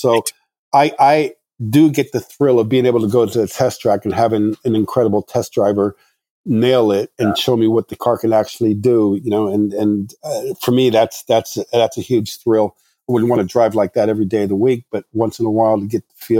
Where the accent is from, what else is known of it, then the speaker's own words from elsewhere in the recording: Morocco; I mean, like I said, I grew up in Morocco and these countries, so you can't expect somebody with that kind of upbringing to have the same design tastes or outlook on life